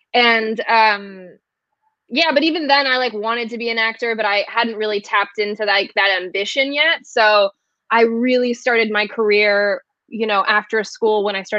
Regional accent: Île-de-France, France; Oh, it's cool. I mean, I'm not from Paris. I'm from the outside, like kind of a rougher area.

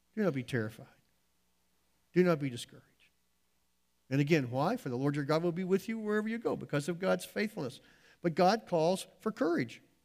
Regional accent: United States; we as American Christians

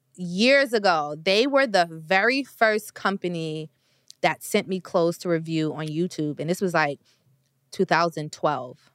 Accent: New York, United States; I'm from New York. When I was in high school, I definitely was on Canal Street

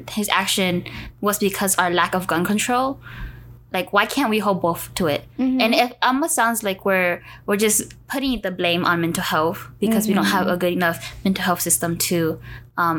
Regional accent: United States; yes, we are Asian American, but from under there, we are Southeast Asians. From under there, we are Hmong

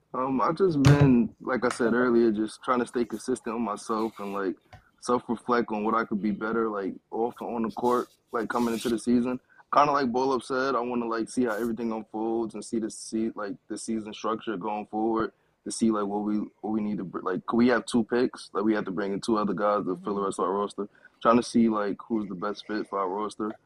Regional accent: New York City, New York, United States; I'm from Brooklyn

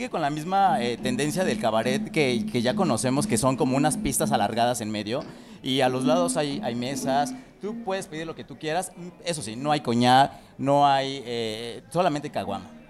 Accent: Mexico City, Mexico; Sí, de aquí merito.

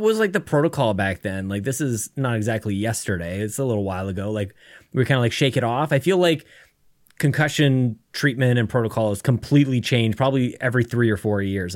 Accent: Canada; I'm a Canadian

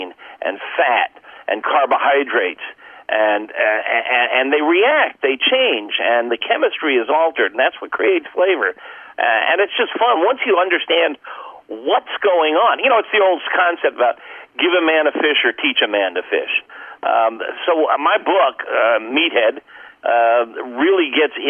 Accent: Cape Canaveral, Florida, United States; I was raised on Cape Canaveral

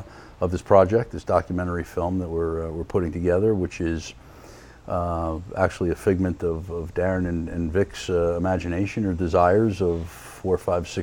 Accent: Sparta, New Jersey, United States; born or raised there; also born or lived in Paterson, New Jersey

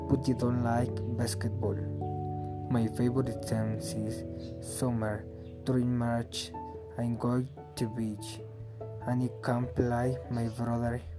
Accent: Mexico; English is a second language; also born or lived in Zumpango; I come from Mexico. I live in Zumpango. I am 19 years old.

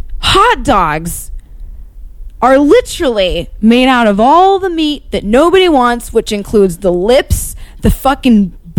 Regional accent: Dunfermline, Scotland, United Kingdom; Well, I grew up in Dunfermline, and then

